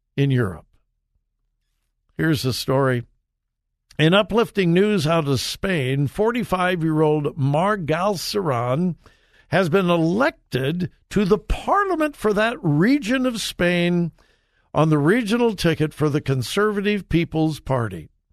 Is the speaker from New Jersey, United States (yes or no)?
no; Southern California, United States; now in Ohio, United States; I grew up in Southern California